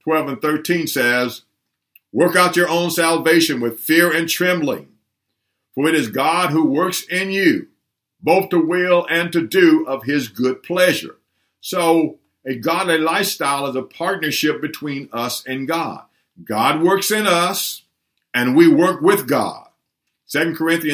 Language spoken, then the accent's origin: English; Humboldt, Tennessee, United States; when I was a boy growing up in Tennessee, a small town of Humboldt, Tennessee